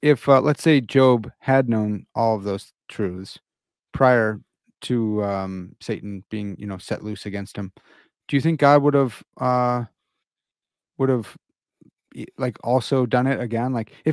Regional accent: Midwest, United States; and I'm from the Midwest.

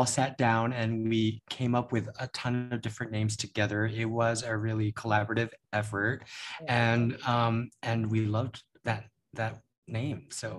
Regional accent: United States; Because I am American, I am Asian and Filipino, and I just needed to discover that or explore that even further.

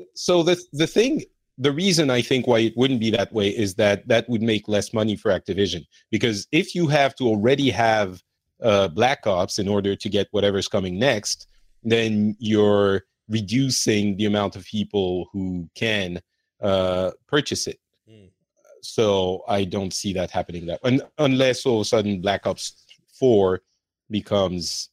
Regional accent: France; moved away; also born or lived in Lebanon; I feel like I'm more from France

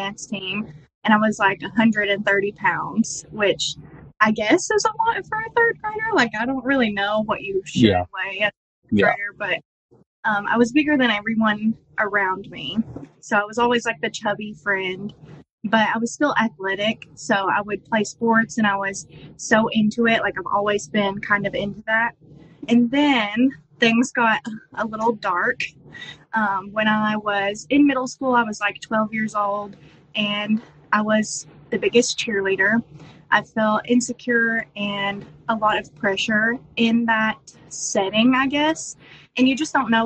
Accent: Eastern Kentucky, United States; I'm from Eastern Kentucky

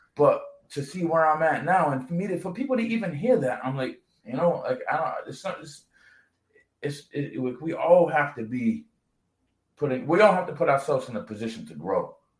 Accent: New Bedford, Massachusetts, United States; me growing up in New Bedford

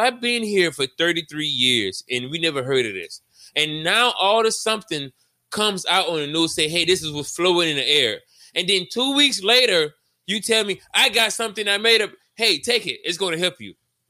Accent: Miami, Florida, United States; I was born here in Miami.

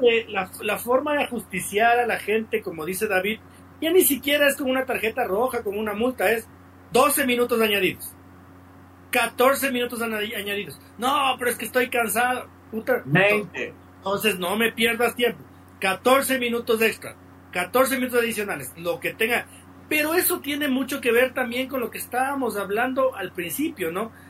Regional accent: Ecuador; No soy menos ecuatoriano, soy igual de ecuatoriano

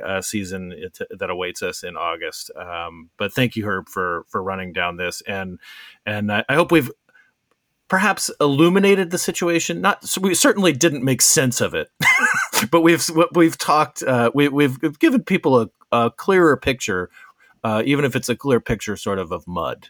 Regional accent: Arizona, United States; my home state of Arizona

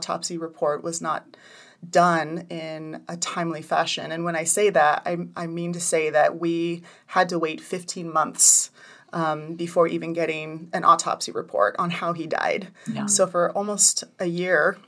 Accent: Redding, California, United States; also born or lived in Hawaii; My family moved here from Hawaii when I was 8 years old. So that was 27 years ago. Mm-hmm. And I have two brothers and two sisters, and we grew up in Redding.

